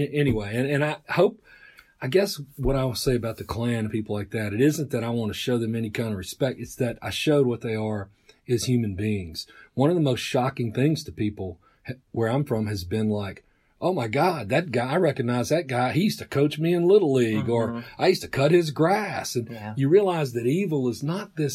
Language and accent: English; Mississippi, United States; born or raised there